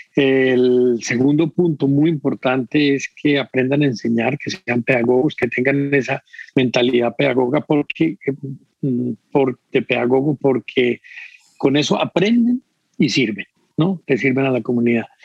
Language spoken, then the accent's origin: Spanish; Medellín, Antioquia, Colombia; also born or lived in Vienna; Soy un músico de Medellín